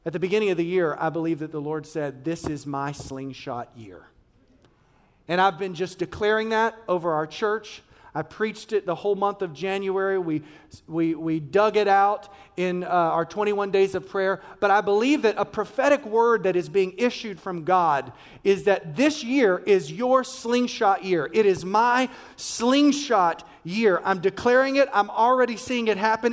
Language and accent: English; Washington, District of Columbia, United States; I'm from Washington, D.C.